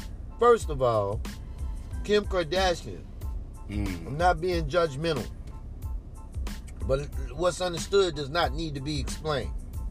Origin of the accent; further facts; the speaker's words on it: Chicago, Illinois, United States; who does not have any connection to what type of lifestyle I grew up with. You don't know nothing about growing up in Chicago on the southern side or the northern side.